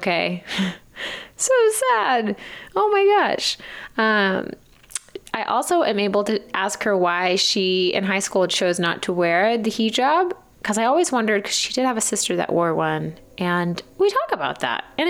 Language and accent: English; East Texas, United States; we grew up in East Texas